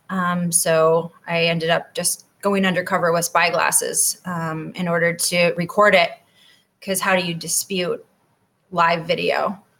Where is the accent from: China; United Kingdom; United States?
United States; Wausau, Wisconsin; moved away as an adult; also born or lived in Florida; So I grew up there um, in Wausau